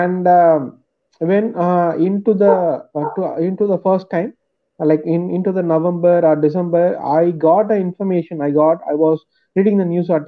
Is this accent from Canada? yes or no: no; Pudukkottai, Tamil Nadu, India; moved away as an adult; now in Taiwan; I came from a place called Pudukottai, which is a city in Tamil Nadu. So Tamil Nadu is a state, and I am from Pudukottai city from Tamil Nadu